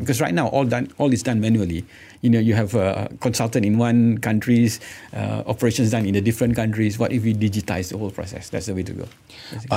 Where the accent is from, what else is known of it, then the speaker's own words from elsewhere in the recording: Malaysia; being Malaysian, proudly Malaysian